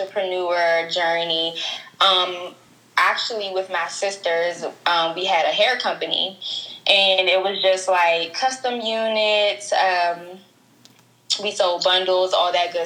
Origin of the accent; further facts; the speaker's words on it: Prince George's County, Maryland, United States; I'm from PG, Pretty Girl County